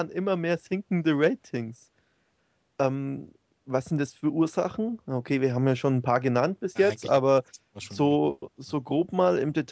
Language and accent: German; Franconia, Bavaria, Germany; ich komme außerdem aus Franken, nicht aus Bayern.